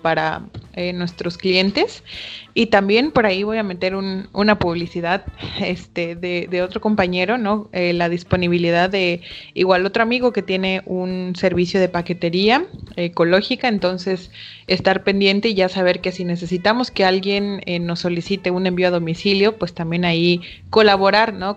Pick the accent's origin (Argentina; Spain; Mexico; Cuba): Mexico; Chiapas; como buenos chiapanecos